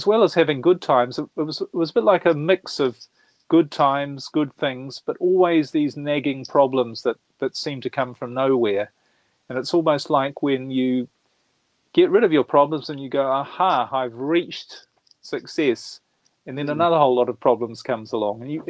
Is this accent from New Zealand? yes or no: yes; New Zealand; moved away as an adult; now in Europe; I was brought up in New Zealand. I'm born in New Zealand, brought up there, and spent most of my life there. I live in Europe now